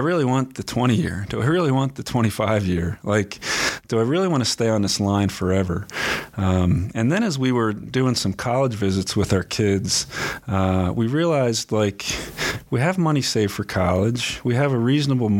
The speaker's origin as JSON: {"language": "English", "town": "Philadelphia", "region": "Pennsylvania", "country": "United States", "tie": "born or raised there", "moved": "as an adult", "lives_now": "Tempe, United States", "said": "I grew up in Pennsylvania"}